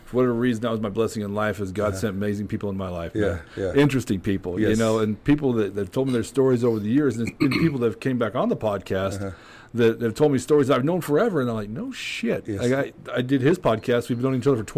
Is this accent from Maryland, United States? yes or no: no; Brush, Colorado, United States; Brush, it's where I'm from here